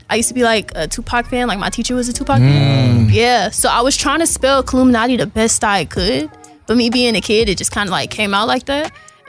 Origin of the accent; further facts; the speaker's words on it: Atlanta, Georgia, United States; I'm from Atlanta. I went to Kip.